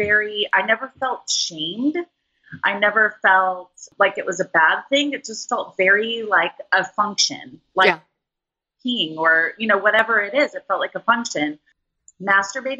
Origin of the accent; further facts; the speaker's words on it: Los Angeles, California, United States; I grew up in Los Angeles.